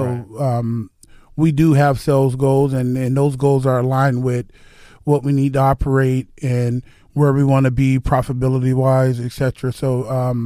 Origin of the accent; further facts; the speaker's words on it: South Florida, United States; also born or lived in Texas; I grew up working in the South Florida sun, pouring concrete.